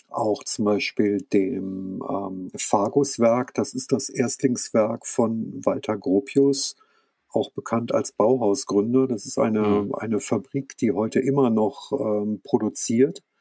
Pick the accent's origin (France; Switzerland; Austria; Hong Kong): France; also born or lived in near Hanover, Germany; now in Germany; ich bin ja in Frankreich geboren und da aufgewachsen